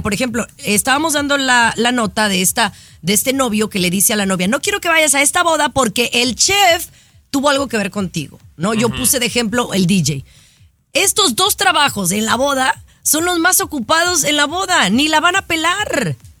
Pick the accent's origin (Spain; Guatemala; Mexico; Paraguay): Mexico; Guadalajara, Jalisco; moved away as an adult; now in United States; cuando viví en Guadalajara, Jalisco, México.